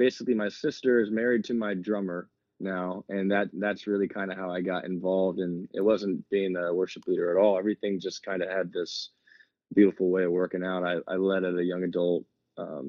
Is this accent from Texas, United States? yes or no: yes; San Antonio, Texas, United States; I am from San Antonio